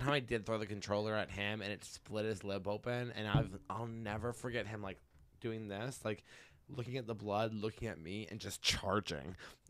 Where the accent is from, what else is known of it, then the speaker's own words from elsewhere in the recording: Massachusetts, United States; from Western Mass.